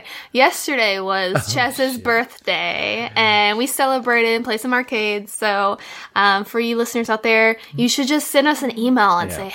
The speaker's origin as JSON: {"language": "English", "region": "Kentucky", "country": "United States", "said": "I'm from Kentucky"}